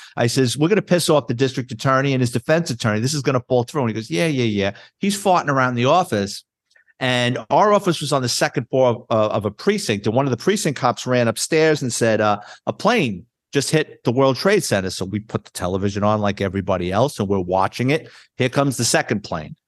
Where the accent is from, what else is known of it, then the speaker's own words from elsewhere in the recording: New York City, New York, United States; Born and raised in New York City, city kid. Lived in the Bronx